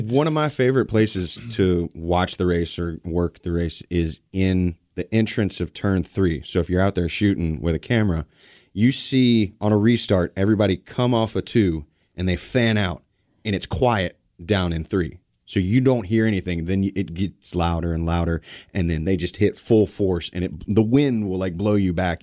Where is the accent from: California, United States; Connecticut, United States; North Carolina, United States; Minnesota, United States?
North Carolina, United States; I grew up here in North Carolina